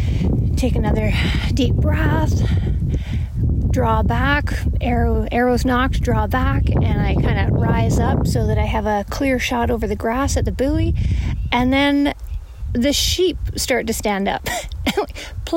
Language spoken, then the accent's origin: English; Alaska, United States; my home state of Alaska